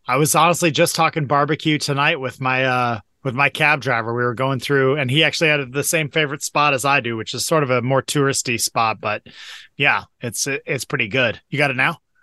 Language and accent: English; Seattle, Washington, United States; growing up in Seattle